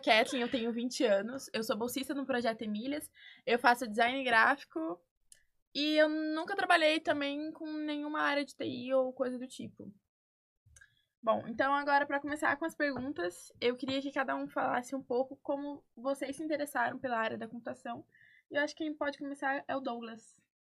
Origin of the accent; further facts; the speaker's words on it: Dourados, Mato Grosso do Sul, Brazil; moved away as an adult; Eu vim de Dourados, Mato Grosso do Sul